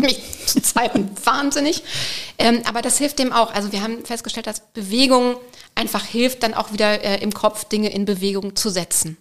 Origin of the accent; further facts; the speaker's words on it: Bavaria, Germany; moved away; Ich komme aus Bayern ursprünglich, da hat man Religion gehabt in der Grundschule